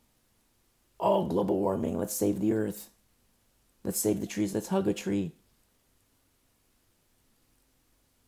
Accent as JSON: {"language": "English", "country": "United States", "said": "I'm an American, but above that, I'm a Christian"}